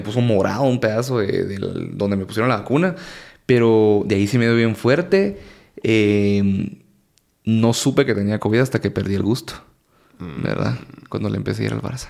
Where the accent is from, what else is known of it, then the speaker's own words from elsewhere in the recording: Guatemala; como cualquier guatemalteco